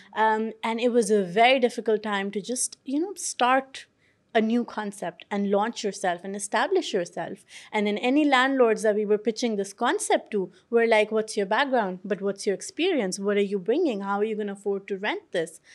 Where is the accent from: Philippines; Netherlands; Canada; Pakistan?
Pakistan; now in London, United Kingdom; I grew up in Pakistan